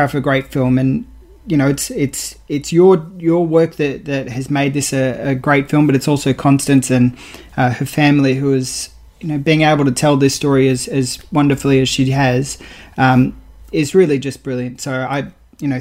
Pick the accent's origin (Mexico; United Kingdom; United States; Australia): Australia; I'm proud as an Australian